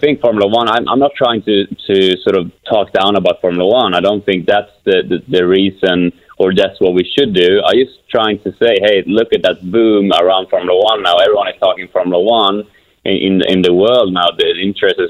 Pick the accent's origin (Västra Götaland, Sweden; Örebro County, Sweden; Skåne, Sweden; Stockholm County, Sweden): Örebro County, Sweden; Kumla; moved away; I got back to my hometown of Kumla, Sweden